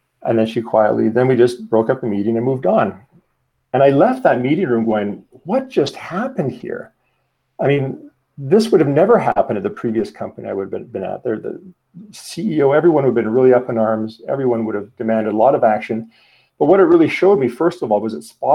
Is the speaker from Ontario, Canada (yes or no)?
no; Calgary, Alberta, Canada; also born or lived in Sweden; I'm from Calgary, Alberta, Canada.